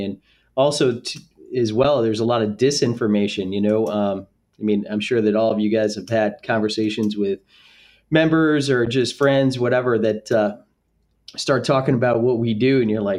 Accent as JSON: {"language": "English", "region": "central New York", "country": "United States", "tie": "born or raised there", "said": "I grew up playing golf and at just an 18-hole municipal golf course in central New York. There were probably more cows in the town than there were people, actually."}